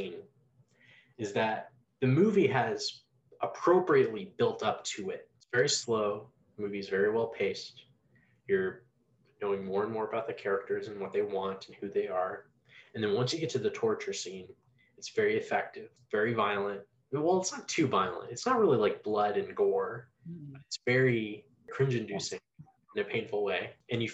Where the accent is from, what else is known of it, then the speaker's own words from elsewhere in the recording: United States; I don't live in Japan, I'm not Japanese. You know, I am American